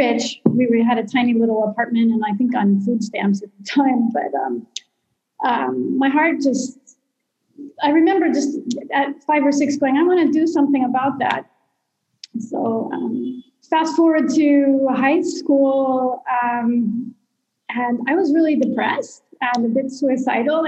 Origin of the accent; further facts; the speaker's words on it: Colorado, United States; moved away as an adult; now in Sierra Leone; I was born in Colorado, and I come from a broken home